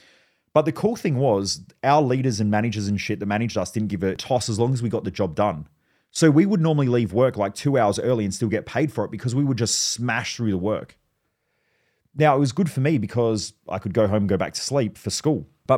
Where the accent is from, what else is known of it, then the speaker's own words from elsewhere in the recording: Australia; I grew up around in Australia, if you're listening overseas, we obviously don't have a lot of guns here